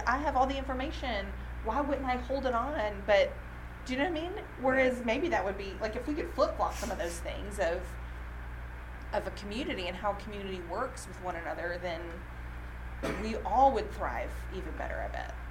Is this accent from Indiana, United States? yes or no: no; Alabama, United States; also born or lived in Tennessee; now in Nashville, United States; I grew up in Alabama. I've lived in Tennessee